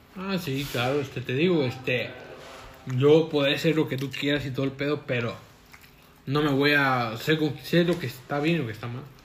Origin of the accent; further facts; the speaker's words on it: Mexico; Somos mexicanos